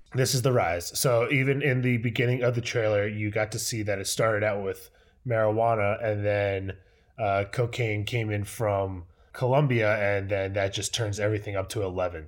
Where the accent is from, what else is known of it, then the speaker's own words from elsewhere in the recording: United States; I am the American Yank